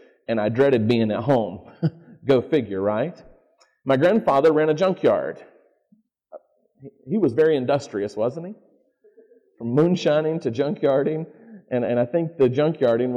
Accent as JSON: {"language": "English", "region": "North Carolina", "country": "United States", "tie": "born or raised there", "also_born_or_lived": "Manassas, Virginia", "accent": "Southern", "moved": "as an adult", "lives_now": "Michigan, United States", "said": "I was born not in North Carolina."}